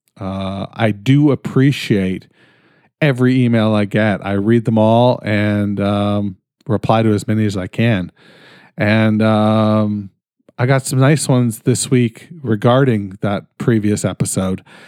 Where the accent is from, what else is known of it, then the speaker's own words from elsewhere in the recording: Canada; I'm fucking Canadian